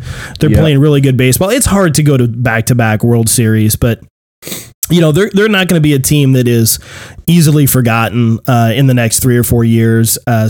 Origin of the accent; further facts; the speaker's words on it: Arizona, United States; I said, dude, I'm not from New York. I said, I'm from Arizona.